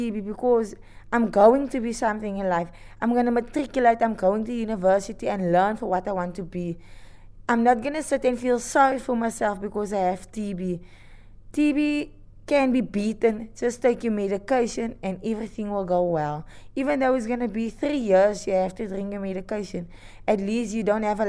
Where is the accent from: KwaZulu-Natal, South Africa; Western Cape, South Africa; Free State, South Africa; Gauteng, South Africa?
Western Cape, South Africa; Atlantis; I'm from Atlantis, Western Cape, Cape Town